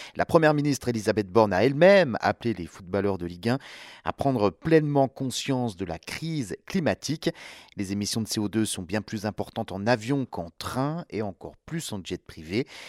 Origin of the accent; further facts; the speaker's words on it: France; chez nous, en France